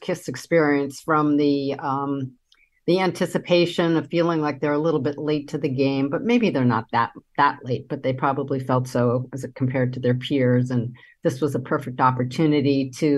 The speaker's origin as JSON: {"language": "English", "town": "New York City", "region": "New York", "country": "United States", "tie": "born or raised there", "said": "I grew up in Manhattan"}